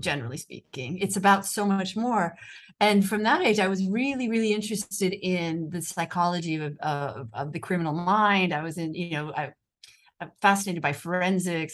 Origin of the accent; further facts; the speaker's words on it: United States; accent: American; moved away as an adult; now in Rome, Italy; I'm an American journalist